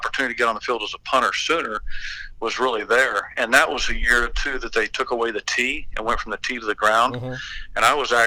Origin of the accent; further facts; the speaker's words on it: Texas, United States; also born or lived in Anaheim, California / Mission Viejo, California / Denton, Texas / Greenville, Texas; I grew up in down in Texas. We moved from Denton, Texas to Greenville.